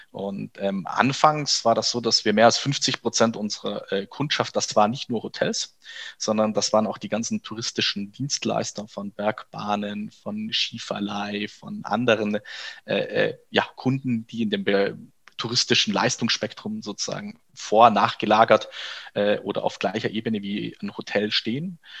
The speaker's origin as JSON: {"language": "German", "town": "Kempten", "region": "Bavaria", "country": "Germany", "tie": "born or raised there", "also_born_or_lived": "Berlin", "moved": "as an adult", "said": "Kempten, und das ist meine Geburtsstadt, da komme ich her"}